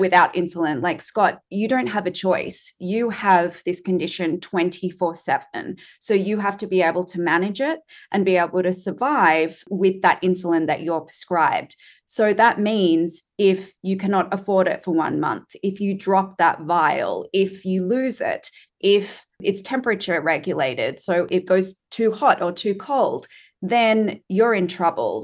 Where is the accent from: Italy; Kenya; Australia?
Australia; as an Australian